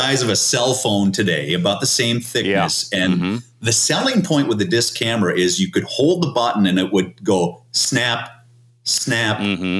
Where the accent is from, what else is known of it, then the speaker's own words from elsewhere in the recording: Stillwater, Minnesota, United States; we grew up in Stillwater.